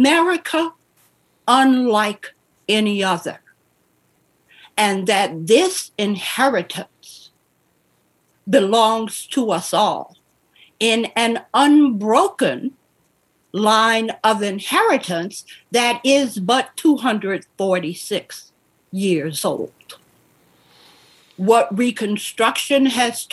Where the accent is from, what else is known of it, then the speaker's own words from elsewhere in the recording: New Orleans, Louisiana, United States; moved away; in Louisiana, in New Orleans, the first 10 years of my life in segregation were the most formative and solid years of my life